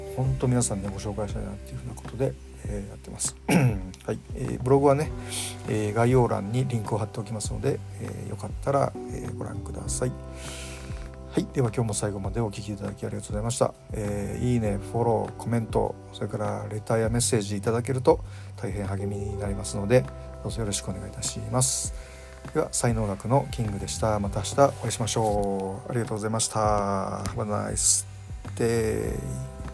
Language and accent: Japanese; Kyoto, Japan; now in Tokyo, Japan; 僕、あの、京都出身なんで